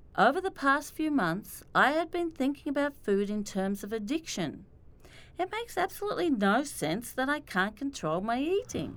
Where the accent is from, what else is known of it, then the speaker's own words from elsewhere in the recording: Australia; now in New York, United States; I'm Australian